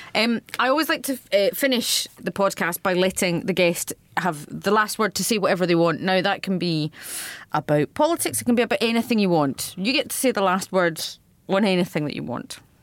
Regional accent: Scotland, United Kingdom; accent: Radio Four Scottish; I can be very Scottish, but I also have a Radio Four Scottish accent

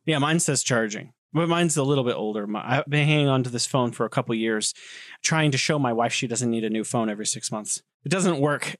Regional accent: United States; moved away as an adult; also born or lived in San Francisco / Korea / Beijing; now in China; I grew up in America

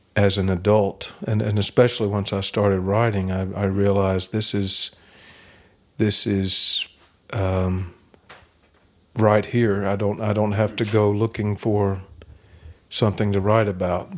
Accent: Kentucky, United States; I'm from Kentucky

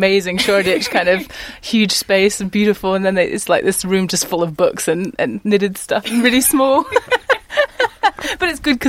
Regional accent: Seattle, Washington, United States; moved away as an adult; also born or lived in South London; now in London, United Kingdom; I came from America. I'm from Seattle originally. But I was like, I came about 13, 14 years ago.

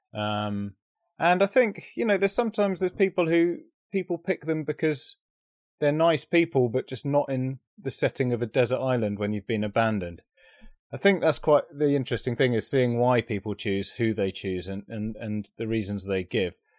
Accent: United Kingdom; being British

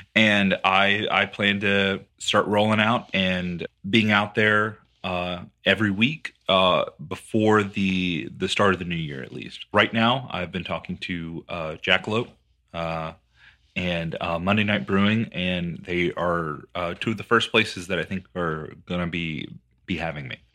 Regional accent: Texas, United States; as a Texan

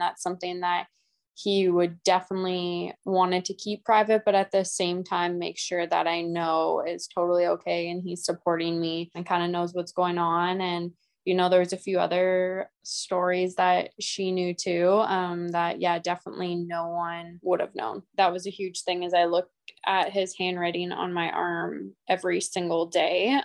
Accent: Edmonton, Alberta, Canada; I'm from Edmonton, Alberta.

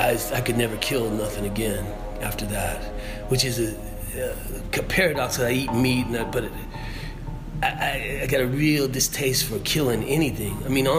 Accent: Oklahoma, United States; Oklahoma. And my dad's whole family's from Kentucky. Regular folks, you know, middle America.

